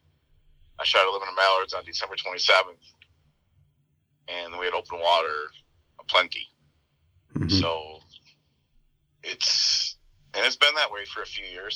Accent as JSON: {"language": "English", "region": "central/southern Minnesota", "country": "United States", "tie": "born or raised there", "moved": "as an adult", "lives_now": "South Dakota, United States", "said": "I'm only 3.5 hours away from my hometown"}